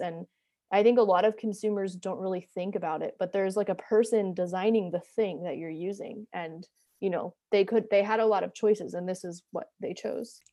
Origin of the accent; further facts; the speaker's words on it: New Jersey, United States; moved away as an adult; also born or lived in Atlanta; now in Brooklyn, United States; I grew up in New Jersey. I live in Brooklyn now